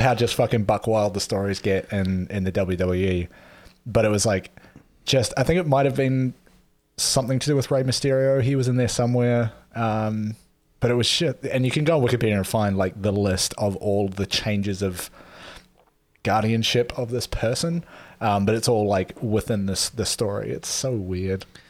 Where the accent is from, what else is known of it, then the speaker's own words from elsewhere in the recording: New Zealand; I'm from New Zealand